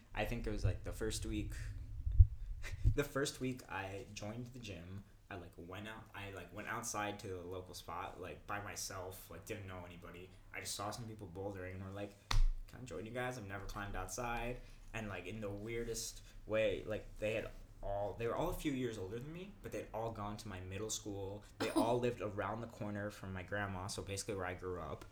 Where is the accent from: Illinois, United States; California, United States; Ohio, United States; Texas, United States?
California, United States; Inglewood; moved away as an adult; also born or lived in Western New York; now in Perth, Australia; I'm from Inglewood